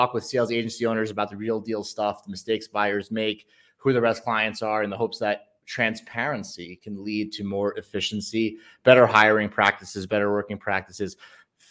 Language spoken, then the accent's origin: English; Long Island, New York, United States; now in Medellin, Colombia; I was born in Long Island, and I remember going to the city as a 13-year-old